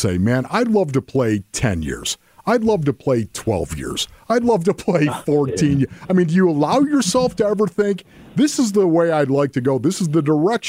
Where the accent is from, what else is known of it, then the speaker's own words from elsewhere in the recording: Orchard Park, New York, United States; I grew up in Orchard Park, New York. The village that actually has the Bills Stadium in it, right? Orchard Park, New York, a suburb of Buffalo